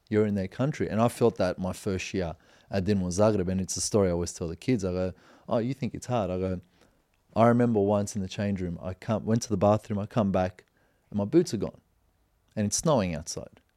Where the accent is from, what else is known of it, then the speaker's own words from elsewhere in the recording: Australia; moved away; I'm from Australia